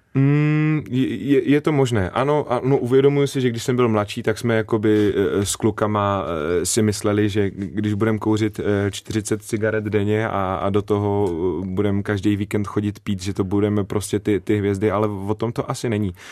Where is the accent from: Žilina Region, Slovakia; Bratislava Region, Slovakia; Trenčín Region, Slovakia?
Bratislava Region, Slovakia; Záhorie; accent: Záhorie dialect; first language Slovak; Czech is a second language; also born or lived in Malacky; now in Czech Republic; já jsem z Pomoraví na slovenské straně, e, z městečka Kbeli